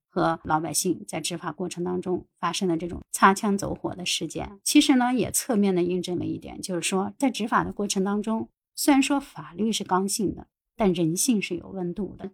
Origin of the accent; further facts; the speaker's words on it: northern China, China; 作为一个北方人